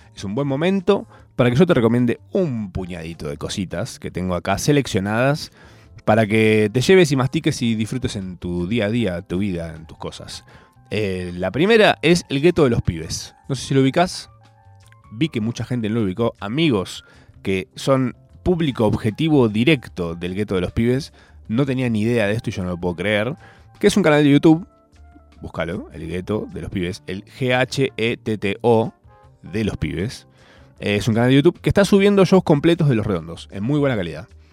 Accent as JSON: {"language": "Spanish", "country": "Argentina", "said": "Soy un argentino más"}